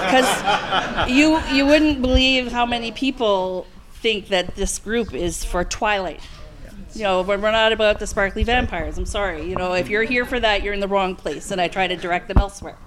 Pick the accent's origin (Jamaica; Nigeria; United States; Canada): Canada; I'm from Canada